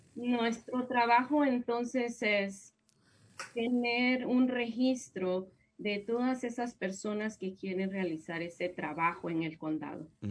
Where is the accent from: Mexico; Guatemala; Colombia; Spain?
Guatemala; moved away as an adult; now in United States; yo soy de Guatemala y mm, allá en Guatemala yo empecé mi profesión como licenciada en psicología